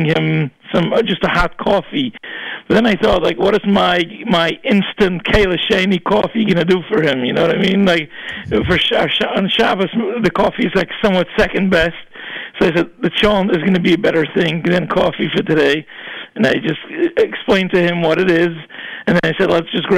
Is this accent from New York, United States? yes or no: yes; New York City, New York, United States; I grew up in Borough Park and we were the only Jews on the block where we lived